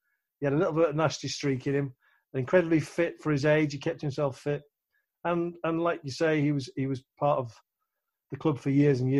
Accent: Yorkshire and the Humber, United Kingdom; But what it was for me was a family decision because I'm from Yorkshire.

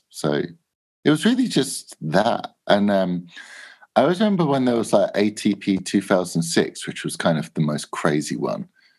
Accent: England, United Kingdom; We make cassettes and we're from England.

